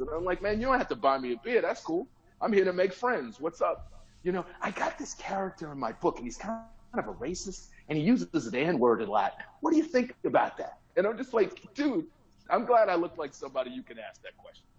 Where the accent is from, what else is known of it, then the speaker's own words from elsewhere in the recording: Chicago, Illinois, United States; now in Los Angeles, United States; I'm born and raised in Chicago, and I'm blue collar